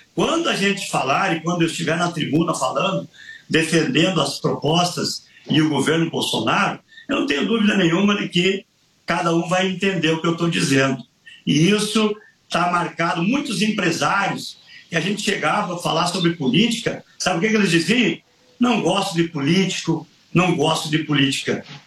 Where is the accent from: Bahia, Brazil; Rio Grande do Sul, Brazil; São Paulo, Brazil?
Rio Grande do Sul, Brazil; Soledade; lá em Soledade, na minha terra